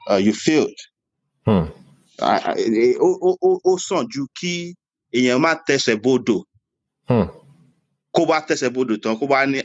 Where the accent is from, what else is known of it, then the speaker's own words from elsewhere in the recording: Ibadan, Oyo, Nigeria; also born or lived in Ire; I, I grew up in I grew up in Ibadan. All my life was lived. there. Uh, all my life was lived in was lived in Ibadan. So I can I can say I can say I'm an Ibadan I can say I'm an Ibadan boy, and yeah.